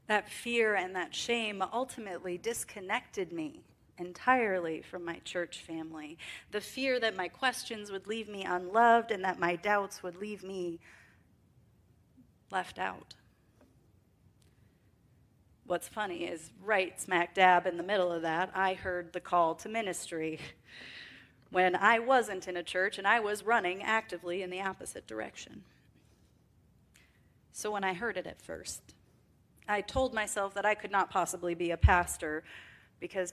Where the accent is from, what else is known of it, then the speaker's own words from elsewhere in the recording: Wisconsin, United States; Growing up in the North, in Wisconsin specifically, and in farm country